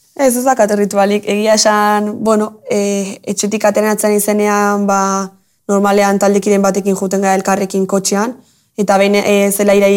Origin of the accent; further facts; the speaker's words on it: Tolosa, Basque Country, Spain; ni tolosara naiz, tolosan